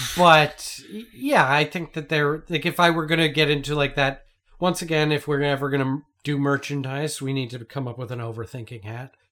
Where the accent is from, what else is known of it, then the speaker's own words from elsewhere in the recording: Canada; as a Canadian